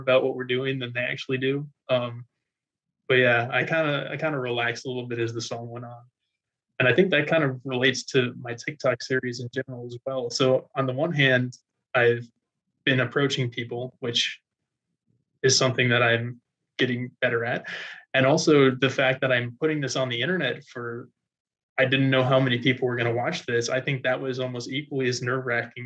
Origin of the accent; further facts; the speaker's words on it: outside New Orleans, Louisiana, United States; I'm from outside New Orleans, Louisiana.